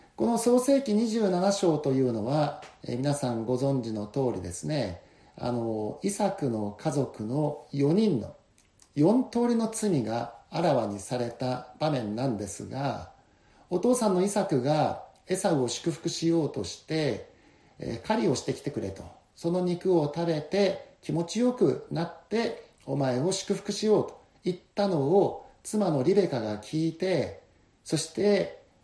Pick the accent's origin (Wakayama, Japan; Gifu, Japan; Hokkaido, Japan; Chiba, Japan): Hokkaido, Japan; Kushiro; moved away as an adult; also born or lived in Indonesia; この釧路に帰ってきて